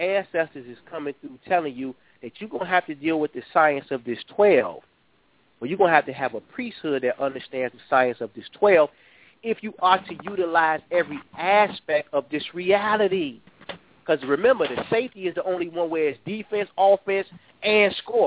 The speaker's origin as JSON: {"language": "English", "town": "Chicago", "region": "Illinois", "country": "United States", "tie": "born or raised there", "said": "here in my hometown, Chicago"}